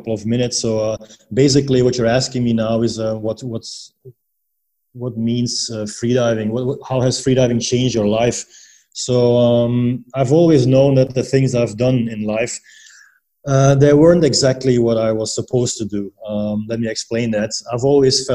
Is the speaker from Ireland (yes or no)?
no; Belgium; moved away as an adult; now in Panglao, Philippines; I'm originally from Belgium